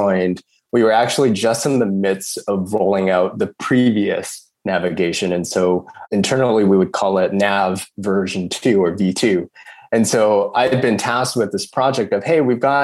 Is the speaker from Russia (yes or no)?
no; Canada; moved away as an adult; now in Sydney, Australia; I'd been born and raised in Canada